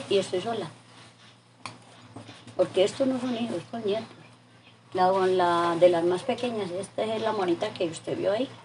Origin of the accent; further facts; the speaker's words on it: Valle del Cauca, Colombia; moved away as an adult; Que vine de Valle hace, a ver, 28 años.